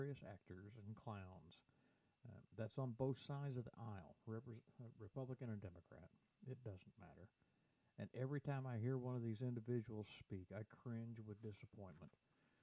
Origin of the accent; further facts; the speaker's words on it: United States; I, as an American